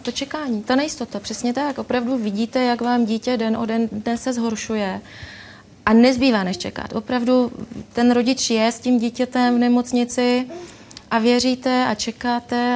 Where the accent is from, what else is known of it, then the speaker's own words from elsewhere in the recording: Ostrava, Moravian-Silesian Region, Czechia; my jsme z Ostravy